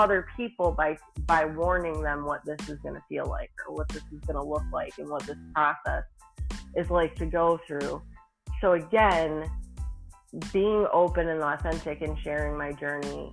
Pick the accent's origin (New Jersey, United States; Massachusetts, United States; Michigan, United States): Michigan, United States; now in Tennessee, United States; I'm a transplant from Michigan living in Tennessee